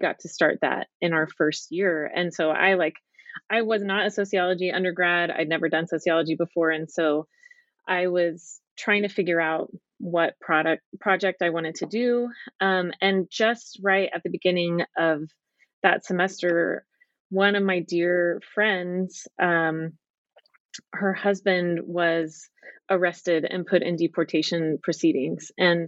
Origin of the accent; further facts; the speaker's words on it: Dallas, Texas, United States; moved away as an adult; also born or lived in England / Utah; now in Southern California, United States; I grew up in Dallas, Texas, and I was determined to leave as soon as I could and left when I was 18 and went to college in California.